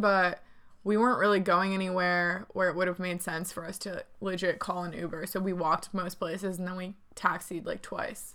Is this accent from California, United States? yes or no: no; Connecticut, United States; now in Charlotte, United States; we grew up in Connecticut